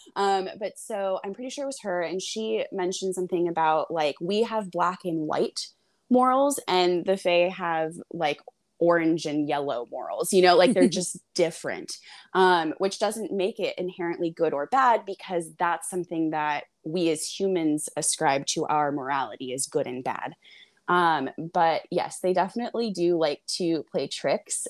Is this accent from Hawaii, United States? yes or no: yes; Hawaii, United States; I grew up in Hawaii